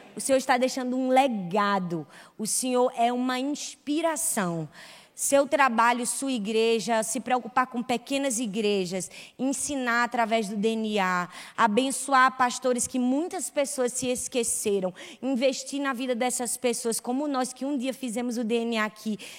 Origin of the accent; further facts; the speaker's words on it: Recife, Pernambuco, Brazil; Eu sou de Recife